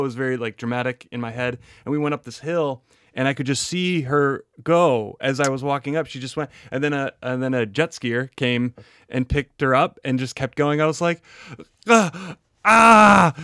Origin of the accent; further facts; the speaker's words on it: Wisconsin, United States; I'm from Wisconsin and we like dairy there